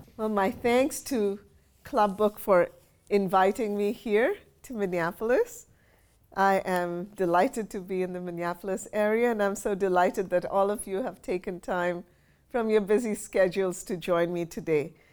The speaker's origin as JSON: {"language": "English", "town": "Kolkata", "region": "West Bengal", "country": "India", "tie": "born or raised there", "moved": "as an adult", "lives_now": "Houston, United States", "said": "growing up in Kolkata in a very traditional Bengali family"}